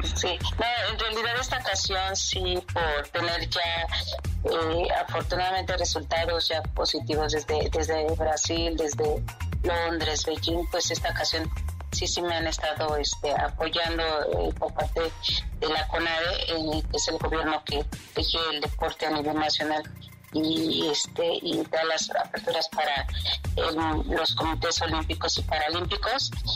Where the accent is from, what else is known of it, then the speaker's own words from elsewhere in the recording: Mexico; estar aquí en mi país